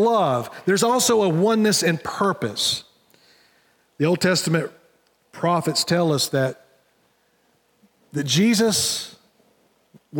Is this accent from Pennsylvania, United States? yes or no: no; Wilkesboro, North Carolina, United States; in my hometown, we have Tyson Foods, which is right downtown. So if you're driving through Wilkesboro